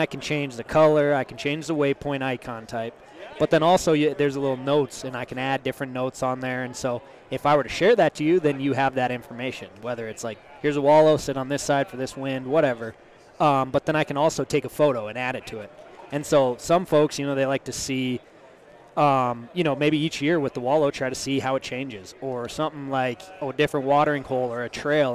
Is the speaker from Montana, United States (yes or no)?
yes; Montana, United States; my home state of Montana